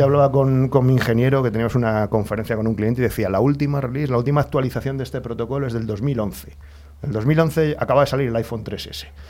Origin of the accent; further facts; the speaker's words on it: Alcorcón, Community of Madrid, Spain; nací, o sea, el hospital estaba en Madrid, yo me he criado en Alcorcón.